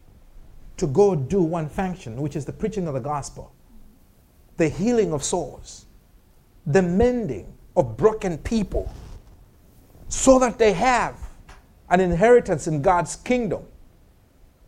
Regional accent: Malawi; accent: African; moved away as an adult; where do you come from? I said, Malawi.

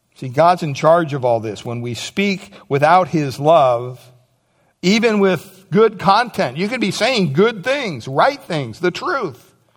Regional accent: United States; Growing up in America

